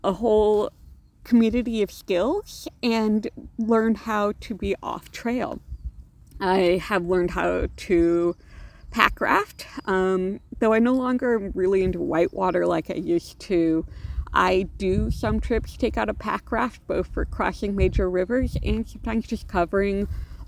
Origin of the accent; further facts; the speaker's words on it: Alaska, United States; I grew up hiking in Alaska. My mother has always been a big hiker and backpacker. And so even when she was pregnant with me, I was wandering around the wilds of Alaska and then camping and hiking when I was a kid